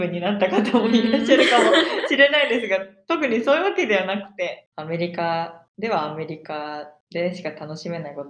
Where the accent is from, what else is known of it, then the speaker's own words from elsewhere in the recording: Hiroshima, Japan; moved away as an adult; now in Minnesota, United States; 私は広島で育ったので、